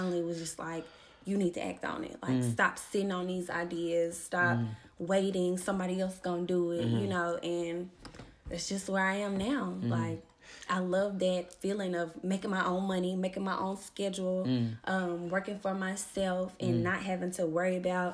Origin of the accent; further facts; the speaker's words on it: Memphis, Tennessee, United States; I'm from Memphis, Tennessee, born and raised